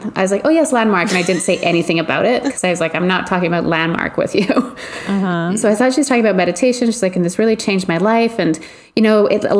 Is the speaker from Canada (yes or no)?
yes; Canada; we're Canadian